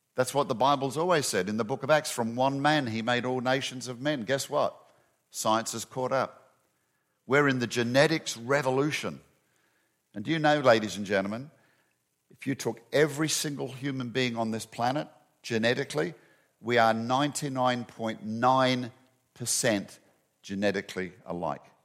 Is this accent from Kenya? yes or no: no; Western Australia, Australia; moved away as an adult; also born or lived in Perth, Australia; now in Atlanta, United States; my home state of Western Australia